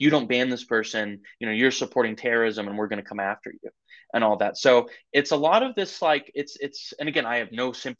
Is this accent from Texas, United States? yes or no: no; Idaho, United States; moved away; also born or lived in London; I'm from Idaho originally